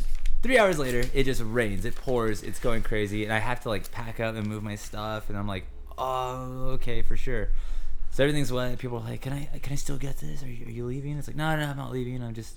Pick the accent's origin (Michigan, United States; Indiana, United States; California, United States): California, United States; I'm from California